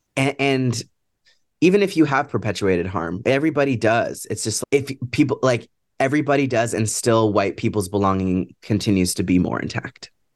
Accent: Seattle, Washington, United States; I'm from Seattle

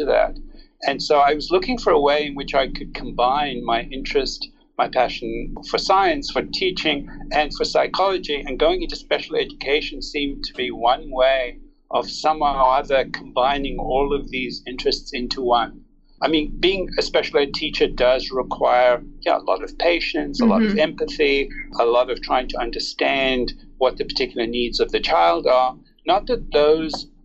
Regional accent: South Africa; now in California, United States; I was born in South Africa. I've lived here more than half my life in the United States and in California.

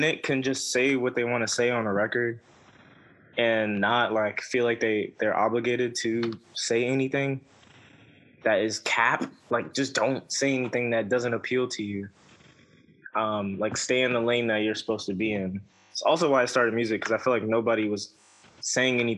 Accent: New York City, New York, United States; I'm from Brooklyn, and the streets that I live on have the two names

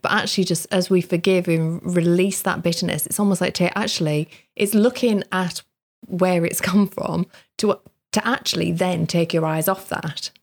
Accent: the Northeast, North East England, United Kingdom; where I grew up in the Northeast

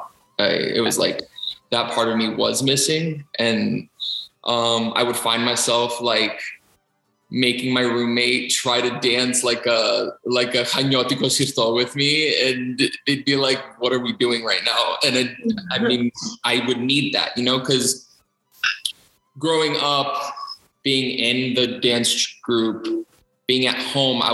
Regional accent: Tarpon Springs, Florida, United States; Growing up in Tarpon, you know, like Panigiria, Gledia, or New Year's Eve dance every year

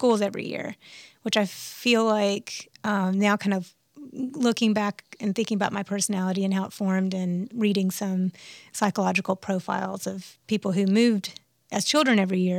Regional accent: Birmingham, Alabama, United States; born there; I was born in Birmingham, Alabama, and my parents moved around quite a bit

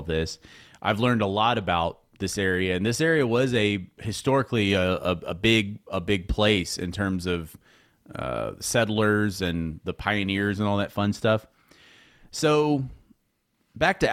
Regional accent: Houston, Texas, United States; moved away as an adult; now in Midlothian, United States; I was born in Houston, and I spent, you know, my childhood in Houston

